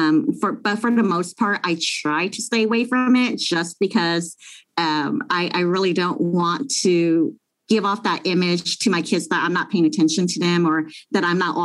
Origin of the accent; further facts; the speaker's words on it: Long Beach, California, United States; I grew up in the hood, you know. I grew up in Long Beach, and we weren't really fortunate